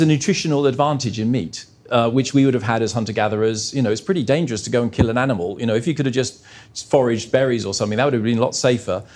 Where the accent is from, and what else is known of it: Australia